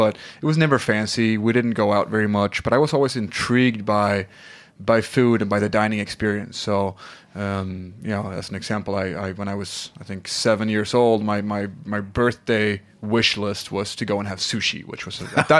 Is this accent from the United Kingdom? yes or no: no; south of Sweden, Sweden; English is a second language; I grew up in Sweden, in the south of Sweden.